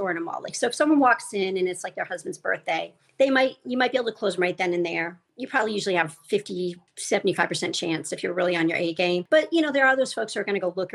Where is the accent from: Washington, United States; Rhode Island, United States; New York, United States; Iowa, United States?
Rhode Island, United States; I grew up in Rhode Island